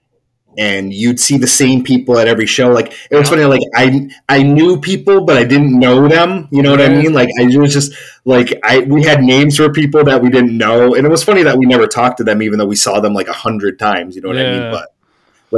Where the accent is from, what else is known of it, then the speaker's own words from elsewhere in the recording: Hartford, Connecticut, United States; moved away as an adult; now in Massachusetts, United States; I grew up in Hartford, Connecticut.